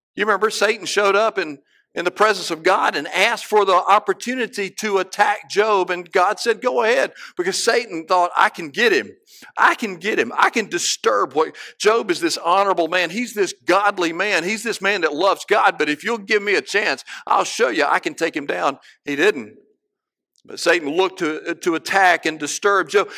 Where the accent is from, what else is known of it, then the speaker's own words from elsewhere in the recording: Cleveland, Mississippi, United States; I can look out my back door, my childhood home, and see the men's dorm one street over